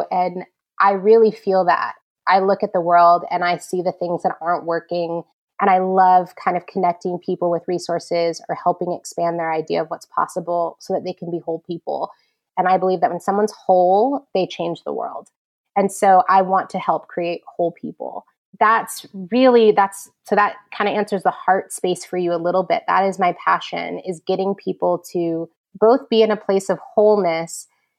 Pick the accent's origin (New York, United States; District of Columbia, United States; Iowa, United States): New York, United States; My position has been in, you know, as a New Yorker, I've been working with entrepreneurs.